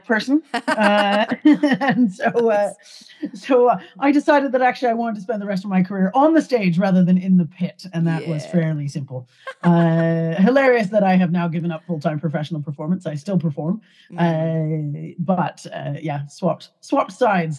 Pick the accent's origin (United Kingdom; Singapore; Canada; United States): Canada; Calgary, Alberta; I grew up in Canada, in Calgary, Alberta.